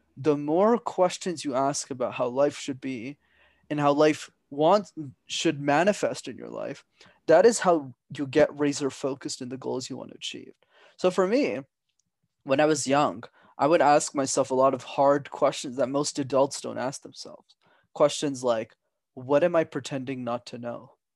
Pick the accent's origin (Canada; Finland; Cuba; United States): Canada; Montreal, Quebec; my parents are from Sri Lanka, but I'm born and raised in Montreal.